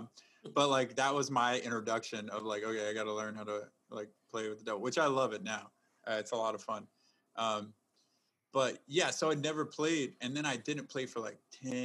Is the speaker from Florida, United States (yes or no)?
no; South Texas, United States; moved away; also born or lived in Chicago; I was born in South Texas.